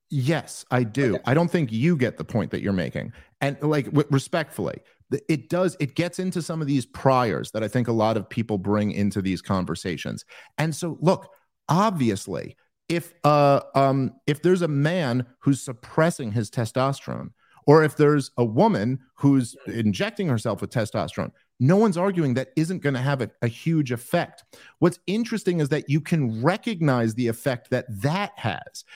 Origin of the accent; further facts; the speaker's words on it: New York City, New York, United States; now in New Jersey, United States; I'm from New York City